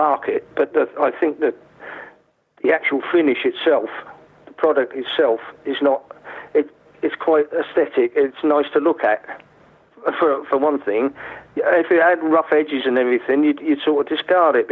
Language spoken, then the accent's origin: English; Lake District, North West England, United Kingdom; I grew up in the Lake District